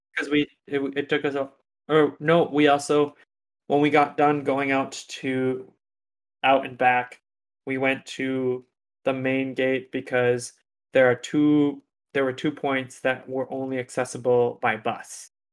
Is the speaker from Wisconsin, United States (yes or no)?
yes; Wisconsin, United States; we're from Wisconsin